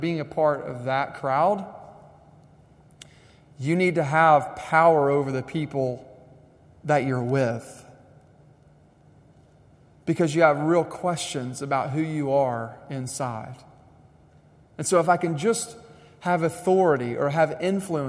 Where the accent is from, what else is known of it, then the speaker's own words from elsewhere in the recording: United States; I was raised in American schools